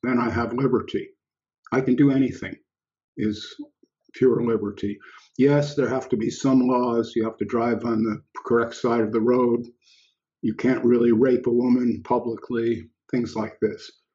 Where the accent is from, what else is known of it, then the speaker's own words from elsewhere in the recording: United States; moved away as an adult; an expatriate, so here I am in another country and I'm looking back at my birth country